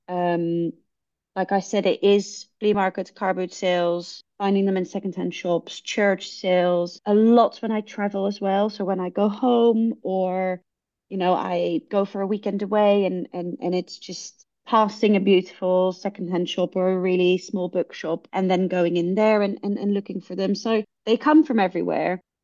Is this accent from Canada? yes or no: no; Netherlands; now in London, United Kingdom; I am from the Netherlands